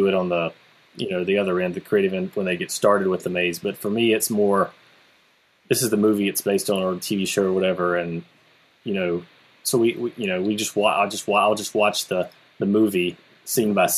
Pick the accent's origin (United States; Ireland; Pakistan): United States; South Carolina; moved away; I started my own haunted attraction where I grew up in South Carolina.